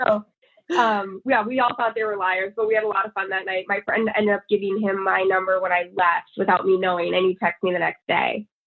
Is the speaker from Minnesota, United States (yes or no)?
yes; St. Cloud, Minnesota, United States; also born or lived in New Hampshire; I grew up in. I mostly grew up in Minnesota.